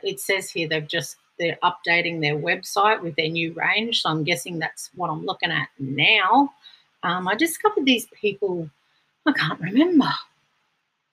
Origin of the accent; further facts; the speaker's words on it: Brisbane, Queensland, Australia; from Brisbane, my hometown